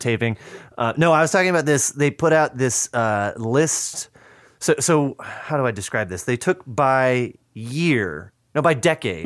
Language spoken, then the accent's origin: English; just outside of Madison, Wisconsin, United States; moved away; I grew up just outside of Madison